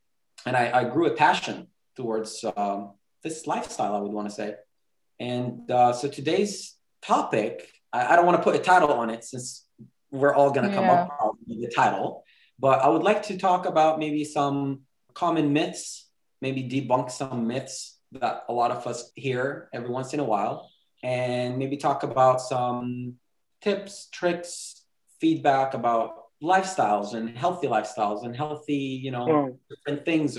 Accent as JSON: {"language": "English", "town": "Jerusalem", "region": "Jerusalem District", "country": "Israel", "tie": "born or raised there", "also_born_or_lived": "Bethlehem", "lives_now": "California, United States", "said": "I was born in Bethlehem, same as Sam. born in Bethlehem, raised in Jerusalem, currently living in California, been all over the place, but right now in California."}